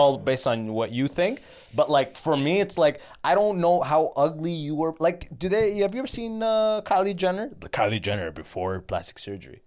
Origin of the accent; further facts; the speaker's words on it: Canada; I'm Canadian